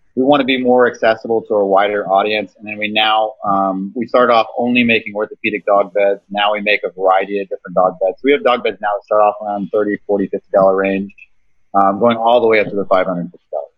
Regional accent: Kansas, United States; I'm an entrepreneur from Kansas, uh, based out of Wichita

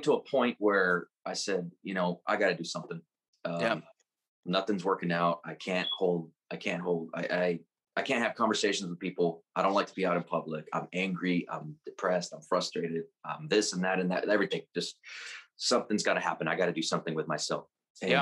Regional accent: San Antonio, Texas, United States; I was born and raised here in San Antonio, Texas

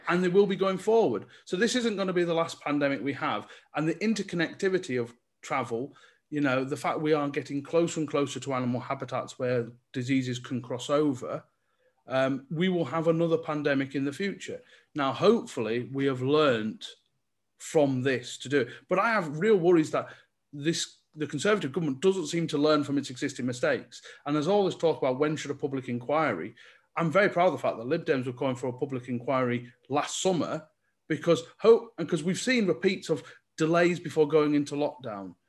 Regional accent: Cumbria, North West England, United Kingdom; born or raised there; now in Lancashire, United Kingdom

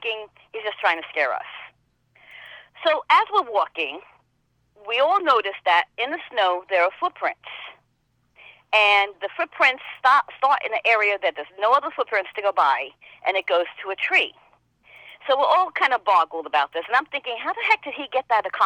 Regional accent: New York, United States; accent: New York; also born or lived in House Capes; I come from New York, as you can tell with this accent. But I lived half of my life in the country in a small town called House Capes

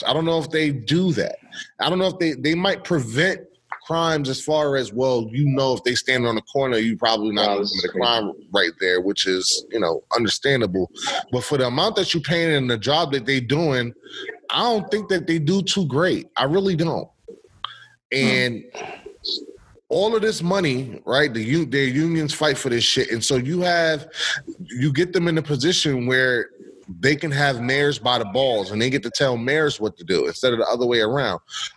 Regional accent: United States; We're American

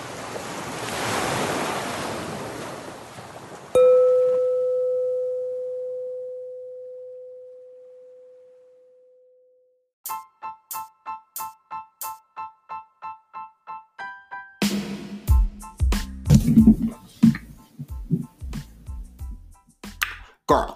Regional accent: Florida, United States; also born or lived in Georgia, United States; now in North Carolina, United States; I grew up mainly in Florida and Georgia, like, now I live in North Carolina

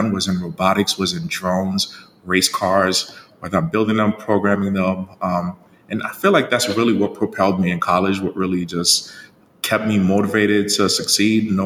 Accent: Jersey City, New Jersey, United States; born or raised there; English is a second language; also born or lived in Haiti

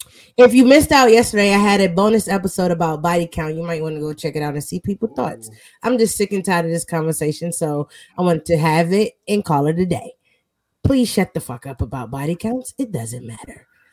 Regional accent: New York City, New York, United States; I'm from Brooklyn.

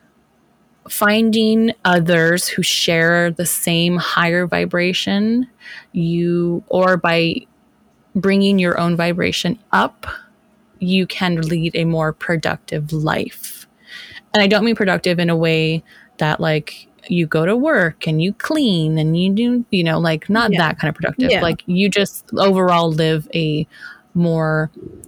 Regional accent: United States

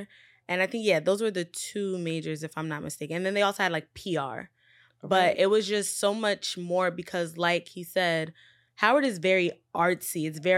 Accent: Nigeria; make sure it was known that I'm Nigerian. Because before I'm Black, I'm Nigerian. That's how I was raised.

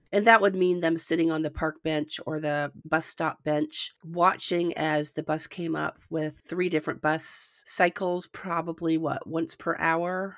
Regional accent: the North, United States; now in the South, United States; I'm from the North

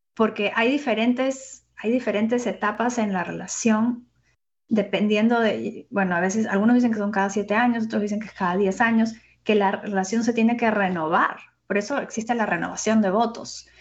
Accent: Peru; yo soy peruana

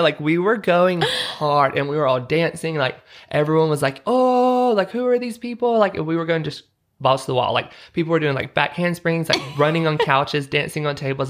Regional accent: Utah, United States; I'm like, Utah

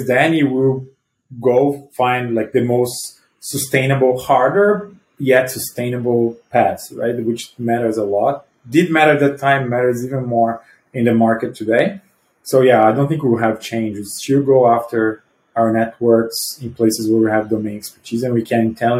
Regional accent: Brazil; moved away as an adult; now in United States; I'm originally from Brazil, I moved to the US 12 years ago

